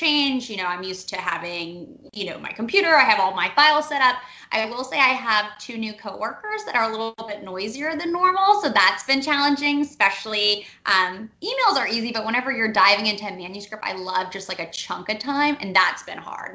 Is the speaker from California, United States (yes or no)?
no; Cleveland, Ohio, United States; also born or lived in Nashville / New York; now in Atlanta, United States; I'm from Cleveland originally